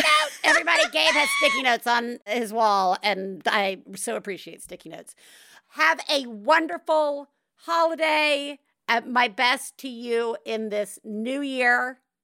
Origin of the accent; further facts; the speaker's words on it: the South, United States; I'm from the South